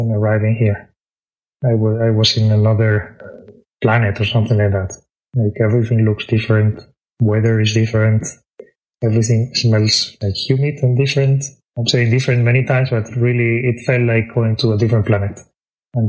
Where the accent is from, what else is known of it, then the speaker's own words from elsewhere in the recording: Spain; moved away as an adult; now in Tokyo, Japan; I am originally from Spain. I was raised in a very countryside place